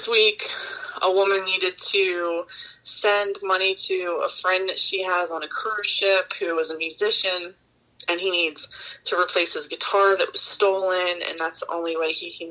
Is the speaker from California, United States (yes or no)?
no; Baltimore, Maryland, United States; Yeah, no, I'm from Baltimore.